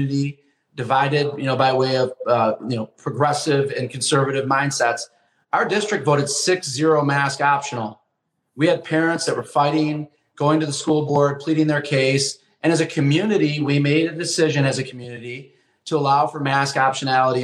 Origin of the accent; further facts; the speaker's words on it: Flint, Michigan, United States; now in Chicago, United States; I was born and raised in Flint, Michigan, so I'm not from the Chicagoland area originally